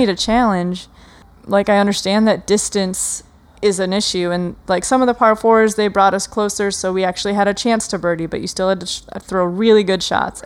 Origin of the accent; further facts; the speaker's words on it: Wisconsin, United States; I grew up in Wisconsin, so it's super humid in the, in the summer